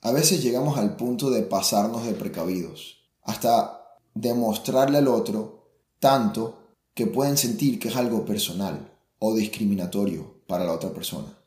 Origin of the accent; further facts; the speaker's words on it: Venezuela; now in Germany; yo soy venezolano